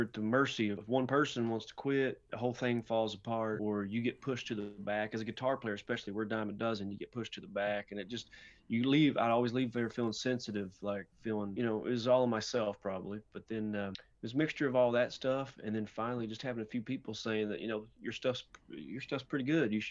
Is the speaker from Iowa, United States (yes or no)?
no; Somerset, Kentucky, United States; also born or lived in Austin, Texas; now in Brooklyn, United States; I was born and raised in Pulaski County.